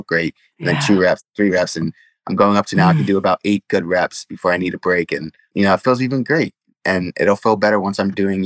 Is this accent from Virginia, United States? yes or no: no; New York City, New York, United States; the Bronx, my area where I grew up, Bronx overall isn't really a great area